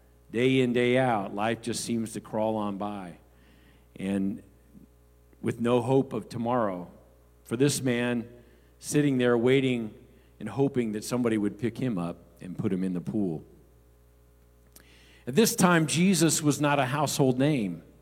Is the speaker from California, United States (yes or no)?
yes; Los Angeles, California, United States; growing up in the Los Angeles area, Skid Row is a well-known area